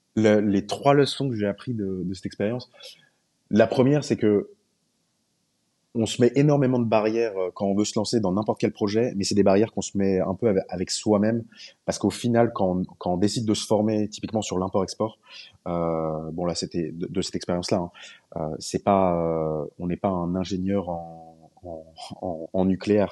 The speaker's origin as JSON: {"language": "French", "country": "France", "said": "je suis pas norvégien, je suis français"}